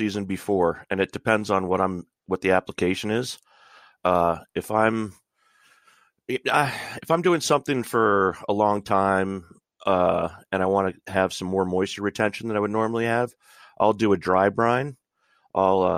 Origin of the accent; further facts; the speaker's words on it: North Central Pennsylvania, United States; I'm from Little. Northern Central Pennsylvania